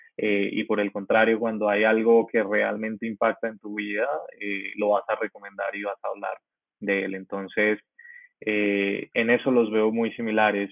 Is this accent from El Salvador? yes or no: no; Colombia; soy un joven colombiano muy apasionado por el emprendimiento digital